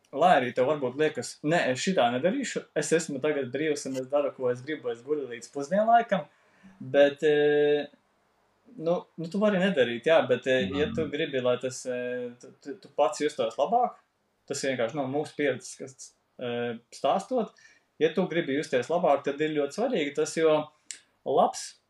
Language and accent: Latvian; Latvia; esam latvieši